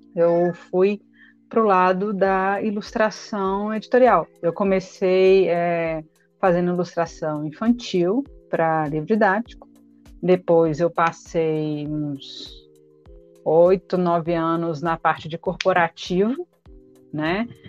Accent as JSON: {"language": "Portuguese", "town": "Belo Horizonte", "region": "Minas Gerais", "country": "Brazil", "said": "aqui em BH, de onde eu sou"}